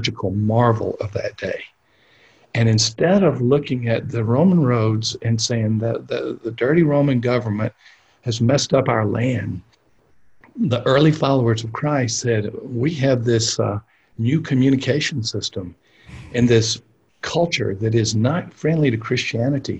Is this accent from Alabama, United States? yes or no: yes; South Alabama, United States; I was born and raised in South Alabama